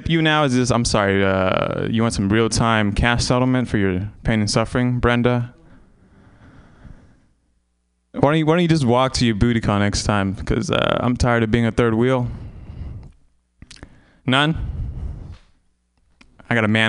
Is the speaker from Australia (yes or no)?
no; Vietnam; moved away; I was born in Vietnam